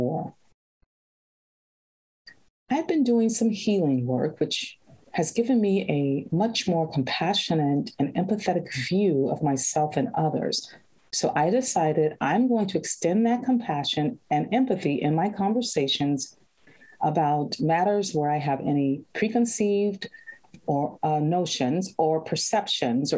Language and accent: English; Chicago, Illinois, United States; I was born in Chicago